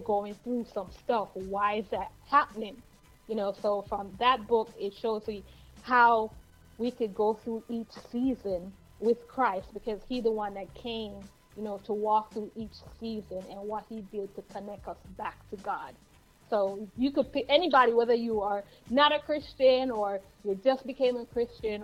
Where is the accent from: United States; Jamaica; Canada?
Jamaica; I am from Yard. Wait, let me say that right. We come from Yard.